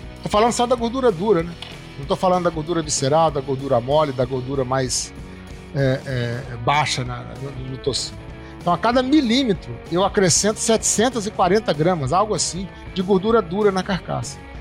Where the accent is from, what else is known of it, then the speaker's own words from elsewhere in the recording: Rio de Janeiro, Brazil; moved away; also born or lived in Juiz de Fora; Eu nasci carioca, mas a minha família é toda mineira.